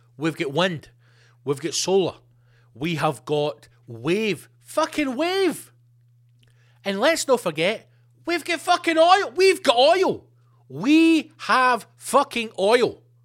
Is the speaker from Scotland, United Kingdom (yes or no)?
yes; Scotland, United Kingdom; being Scottish and in Scotland